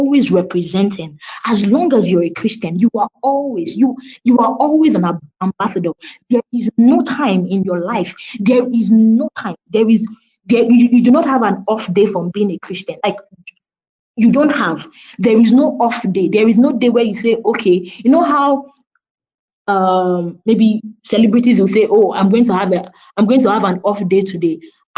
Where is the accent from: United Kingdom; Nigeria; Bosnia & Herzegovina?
Nigeria; which part of Africa are you from? You said, oh, I'm Nigerian.